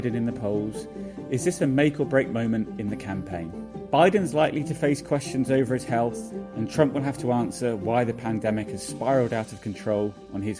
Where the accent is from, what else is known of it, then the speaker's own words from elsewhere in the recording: United Kingdom; moved away as an adult; now in United States; I'm a British journalist living and working in America